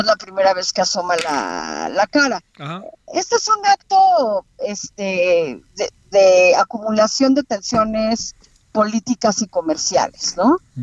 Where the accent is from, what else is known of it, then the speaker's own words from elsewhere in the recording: Mexico; yo como mexicana